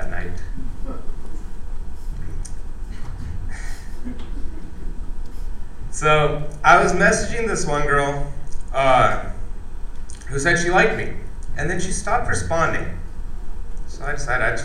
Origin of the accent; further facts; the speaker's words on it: United States; as an Indian being raised in America